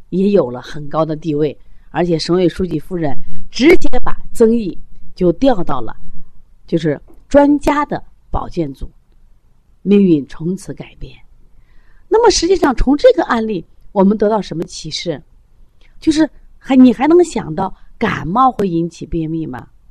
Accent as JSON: {"language": "Chinese", "country": "China", "said": "我们作为中国人"}